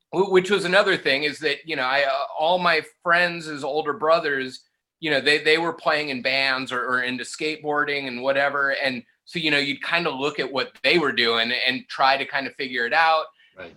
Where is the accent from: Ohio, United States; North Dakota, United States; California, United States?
California, United States; Palm Desert; I grew up technically I grew up in Palm Desert